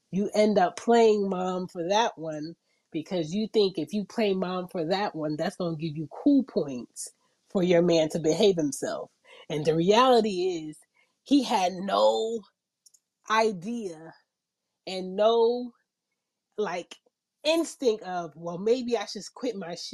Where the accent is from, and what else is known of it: Philadelphia, Pennsylvania, United States; now in Atlanta, United States